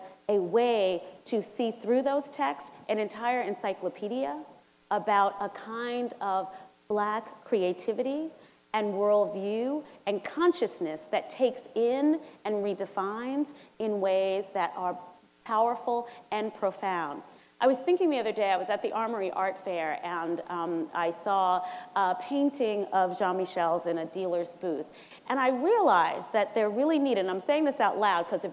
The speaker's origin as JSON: {"language": "English", "town": "New York City", "region": "New York", "country": "United States", "tie": "born or raised there", "said": "I'm from St. Albans, Queens"}